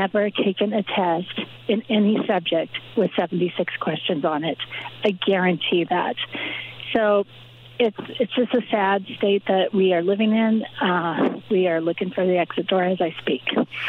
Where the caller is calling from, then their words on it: Oregon, United States; I'm calling from Oregon